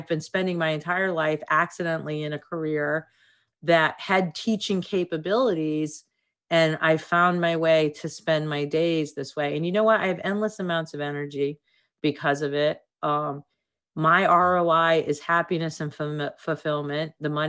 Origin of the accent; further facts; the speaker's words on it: Boston, Massachusetts, United States; You know, I'm from Boston.